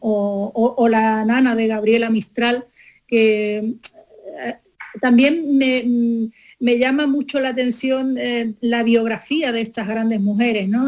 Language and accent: Spanish; Málaga, Andalusia, Spain; mi tierra